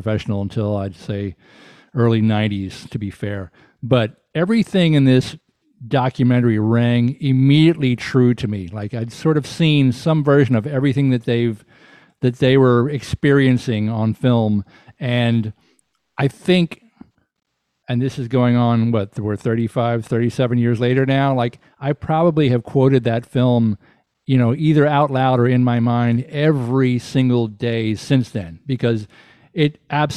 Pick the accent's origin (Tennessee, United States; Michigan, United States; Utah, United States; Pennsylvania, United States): Tennessee, United States; Chattanooga; moved away; also born or lived in New Orleans, Louisiana; I grew up in Chattanooga.